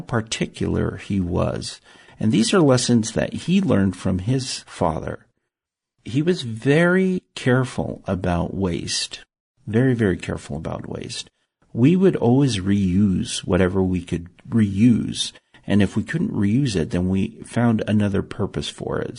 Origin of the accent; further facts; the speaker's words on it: Salt Lake City, Utah, United States; also born or lived in Tonga; I grew up in Salt Lake City, Utah, which is desert